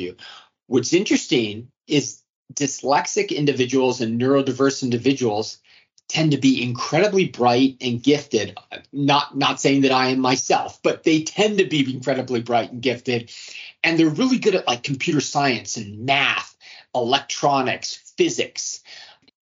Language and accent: English; Arlington, United States; I grew up in Arlington, and that school district had the resources